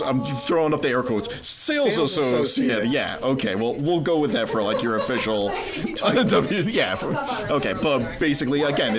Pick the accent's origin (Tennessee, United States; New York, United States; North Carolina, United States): New York, United States; Schenectady; So I grew up in the Rotterdam Schenectady area.